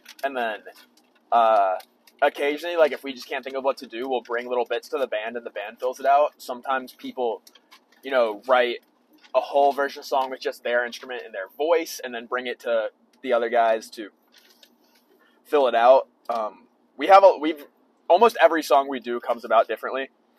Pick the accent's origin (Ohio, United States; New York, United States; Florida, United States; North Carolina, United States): North Carolina, United States; Raleigh; I'm from Raleigh, North Carolina.